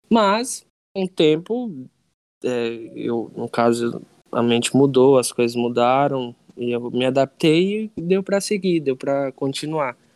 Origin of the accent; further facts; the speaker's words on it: Crateús, Ceará, Brazil; now in Hortolândia, Brazil; eu nasci no Ceará, né? Na cidade lá chamada Crateus.